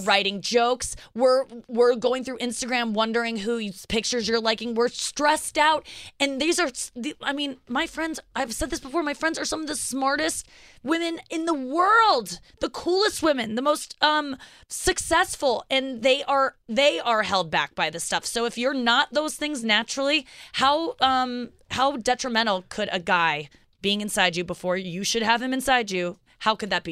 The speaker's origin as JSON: {"language": "English", "town": "St. Louis", "region": "Missouri", "country": "United States", "tie": "born or raised there", "moved": "yes"}